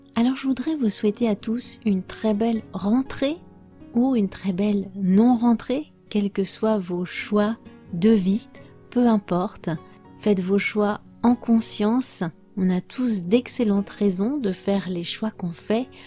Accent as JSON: {"language": "French", "country": "France", "said": "je suis française"}